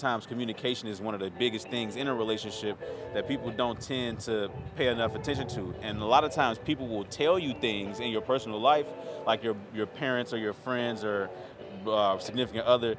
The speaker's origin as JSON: {"language": "English", "town": "Chicago", "region": "Illinois", "country": "United States", "tie": "born or raised there", "moved": "yes", "lives_now": "Minneapolis, United States", "said": "Born and raised in Chicago"}